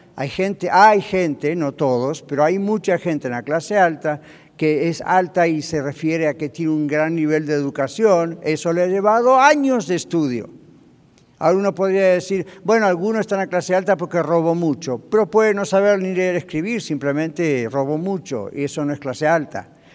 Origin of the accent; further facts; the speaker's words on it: Argentina; moved away as an adult; now in United States; Cuando yo estaba en mi país de origen, en Argentina